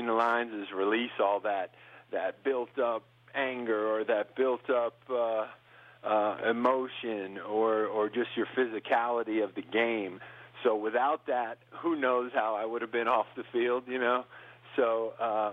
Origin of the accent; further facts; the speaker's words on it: New York, United States; now in Montana, United States; I grew up in New York